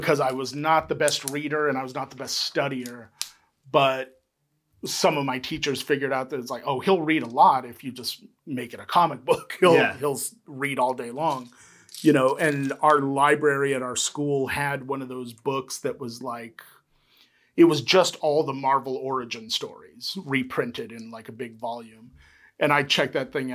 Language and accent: English; Aurora, Colorado, United States; moved away; also born or lived in San Antonio, Texas; we moved when I was like 2. And we moved to Aurora, Colorado